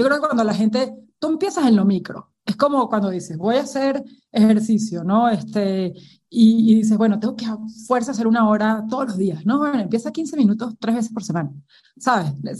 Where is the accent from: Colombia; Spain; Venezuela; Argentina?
Venezuela; moved away as an adult; now in Mexico; yo crecí en un entorno súper tradicional, ¿no? En Venezuela